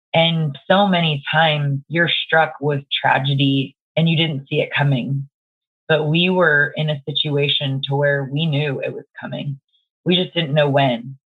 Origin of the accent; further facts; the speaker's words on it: Dallas, Texas, United States; I live in Dallas, Texas. Um, born and raised in Dallas